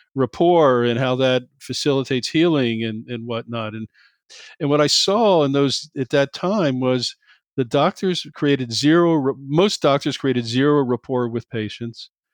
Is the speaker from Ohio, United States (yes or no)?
yes; Cincinnati, Ohio, United States; moved away; I grew up in Cincinnati